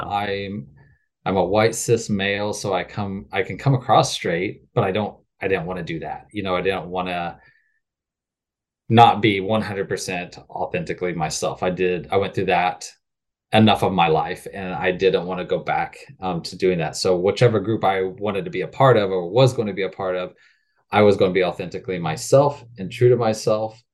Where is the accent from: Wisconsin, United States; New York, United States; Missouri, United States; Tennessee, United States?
Missouri, United States; rural; moved away as an adult; now in Fort Worth, United States; I currently live in Fort Worth, Texas, but I grew up, um, in rural Missouri